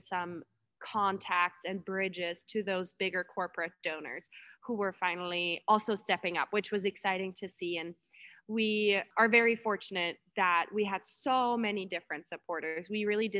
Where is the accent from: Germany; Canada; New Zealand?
Germany; now in Anchorage, United States; I'm from Germany, a lot of my friends and family from back home